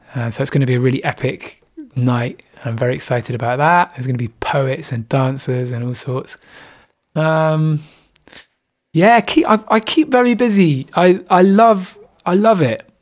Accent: Bristol, South West England, United Kingdom; moved away as an adult; also born or lived in Brighton; which is my hometown

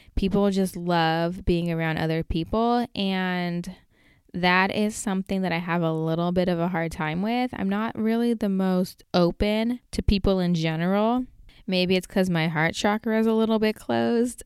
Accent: United States; also born or lived in Portland

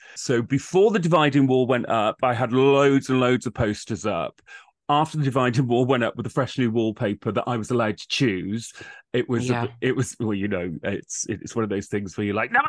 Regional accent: Wales, United Kingdom; being a young gay guy growing up in South Wales, it was pretty tough at times.

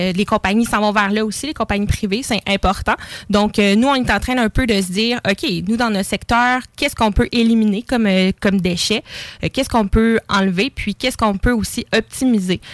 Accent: Lévis, Quebec, Canada; J'habite Lévis, je suis née à Lévis

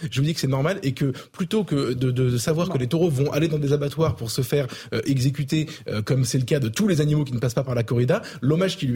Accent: south of France, France; je viens pourtant du sud

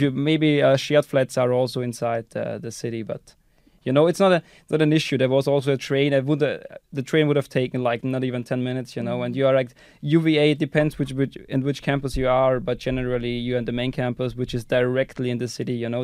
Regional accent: Austria; moved away as an adult; also born or lived in Netherlands / United Kingdom; now in Estonia; I'm from Austria, and I ended up here in Estonia going to E B S

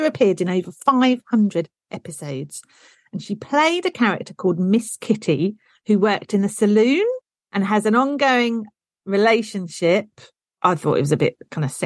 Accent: United Kingdom; I am truly British

